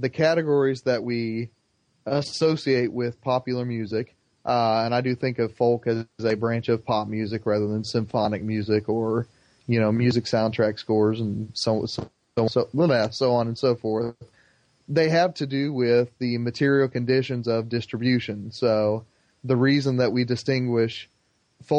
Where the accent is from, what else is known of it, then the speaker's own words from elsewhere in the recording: Plainfield, Indiana, United States; in Plainfield, Indiana, my hometown, there is one of the largest mosques in the Midwest.